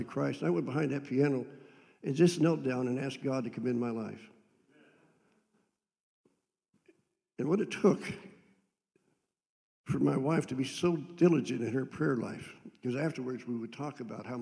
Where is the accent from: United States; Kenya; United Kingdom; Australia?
United States; Andover, Ohio; I was raised in Andover, Ohio.